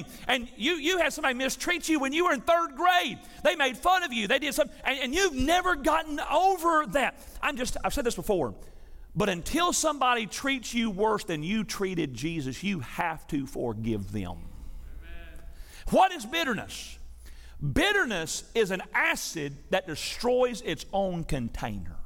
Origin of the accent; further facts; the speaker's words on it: Tennessee, United States; I'm from Tennessee